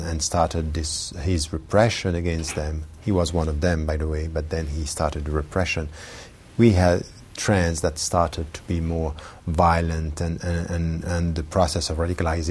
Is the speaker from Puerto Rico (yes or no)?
no; Geneva, Switzerland; I was born in Geneva, and I was raised there